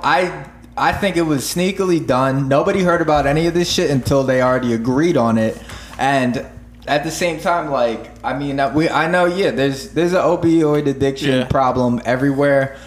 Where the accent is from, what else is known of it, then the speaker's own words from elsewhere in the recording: near Stroudsburg, Pennsylvania, United States; now in Philadelphia, United States; Stroudsburg, like uh or not that's not my hometown, but like the, say, the oh, most populated place near fucking uh the town that I lived